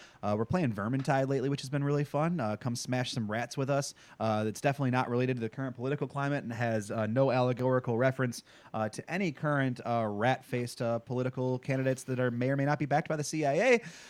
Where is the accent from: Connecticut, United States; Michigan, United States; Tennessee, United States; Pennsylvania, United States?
Michigan, United States; Macomb County; I grew up in Macomb County, Michigan.